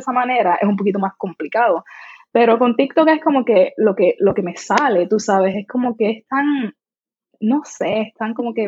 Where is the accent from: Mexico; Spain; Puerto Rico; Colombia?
Puerto Rico; accent: Puerto Rican; mi acento puertorriqueño es como que bastante prominente